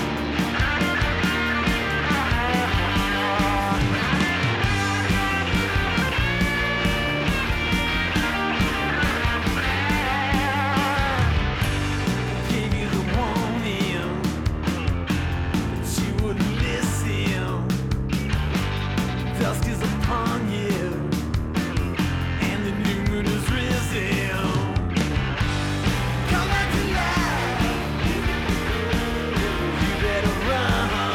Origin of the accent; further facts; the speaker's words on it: St. Louis, Missouri, United States; my hometown of St. Louis, Missouri